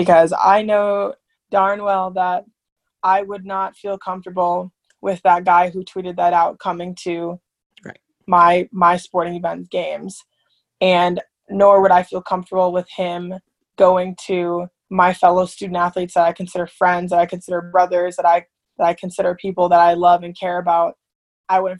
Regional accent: Minneapolis, Minnesota, United States; moved away as an adult; now in Manhattan, Kansas, United States; I'm from Minneapolis

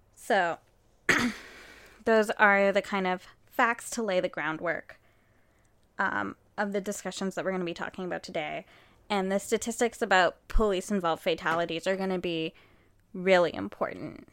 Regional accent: Canada; we are Canadian

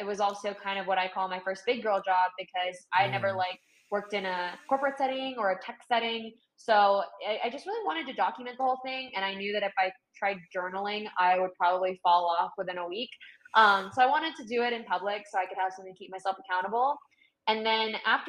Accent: Northern California, United States; I grew up in Northern California

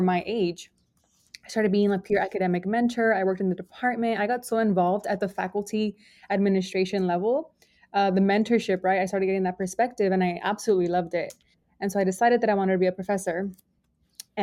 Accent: Los Angeles, California, United States; I was raised in Boyle Heights, Los Angeles

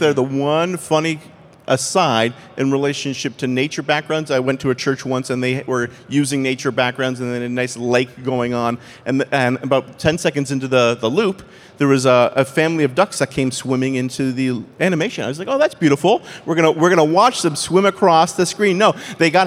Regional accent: Canada; accent: Canadian; my Canadian accent.

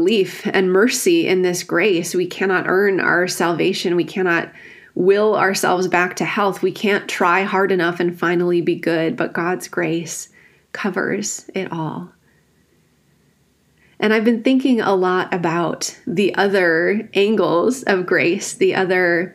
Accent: rural Wisconsin, United States; I grew up in the Evangelical Free Church in rural Wisconsin

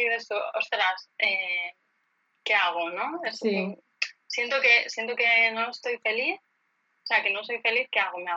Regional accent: Elche, Valencian Community, Spain; also born or lived in Barcelona; Sí, soy de Elche.

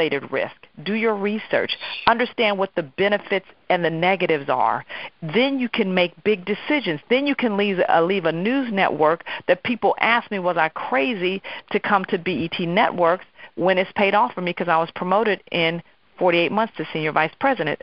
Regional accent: Oakland, California, United States; moved away as an adult; now in New York, United States; I was actually transitioning from Oakland, California, where I was born and raised, go Oaktown, to New York

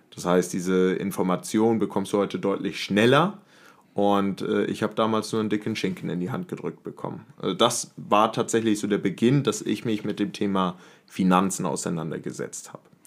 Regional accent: Henstedt-Ulzburg, Schleswig-Holstein, Germany; moved away as an adult; now in Hamburg, Germany; Ich bin aufgewachsen in Henstedt-Ulzburg

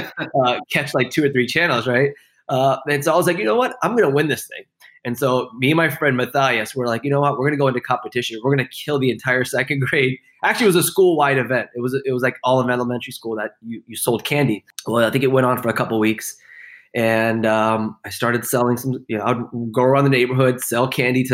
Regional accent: Houston, Texas, United States; I grew up in Houston, Texas

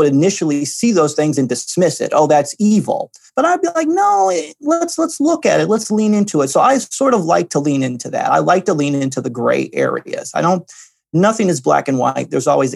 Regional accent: Midwest, United States; I grew up in the Midwest, and the Midwest is blue collar, working very hard

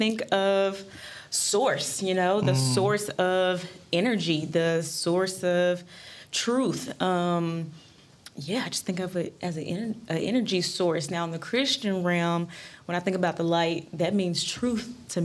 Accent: Dallas, Texas, United States; Born and raised in Oak Cliff, Texas

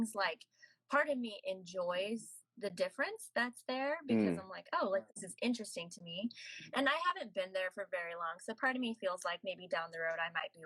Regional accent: United States; moved away as an adult; I'll say America

